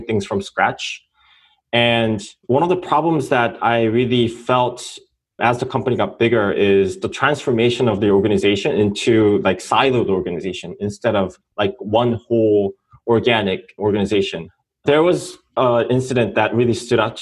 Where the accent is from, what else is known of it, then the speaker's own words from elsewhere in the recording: South Korea; moved away as an adult; now in United States; I'm an entrepreneur from South Korea.